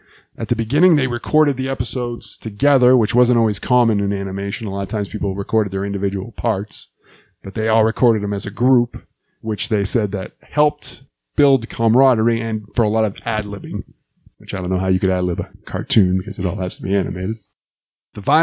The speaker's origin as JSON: {"language": "English", "region": "New England", "country": "United States", "said": "I'm from New England"}